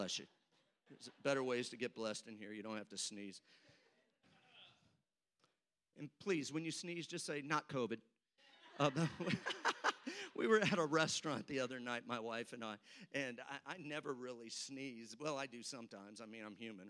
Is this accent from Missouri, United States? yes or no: yes; St. Louis, Missouri, United States; now in Oklahoma, United States; I'm from St. Louis, so I can make fun of my own state now, Oklahoma